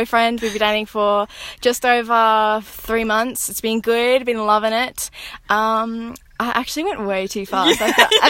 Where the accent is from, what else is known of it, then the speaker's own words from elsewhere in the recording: Queensland, Australia; I am from Queensland. I'm an Aussie girl. Obviously, you can tell by my accent. I have 5 people in my household, my parents, my little siblings, little sister and little brother. I'm a Catholic girl